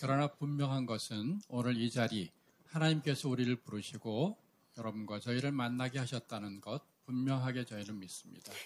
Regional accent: South Korea; 저의 아내와 우리 정부지사 선생님은 우리 같은 교회, 우리 한국에 있는 같은 교회에서 어릴 때부터 자랐습니다

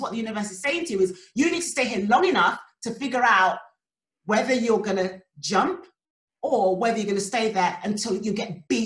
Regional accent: Nigeria; the culture that I come from, where we're Nigerian

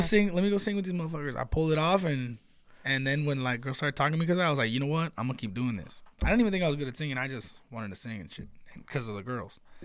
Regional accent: United States; me being American

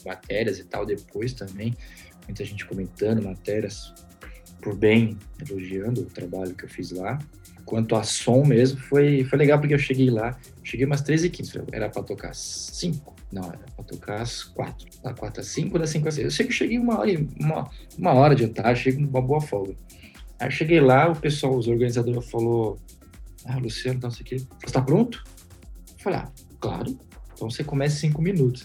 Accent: São Paulo, Brazil; eu sou de São Paulo

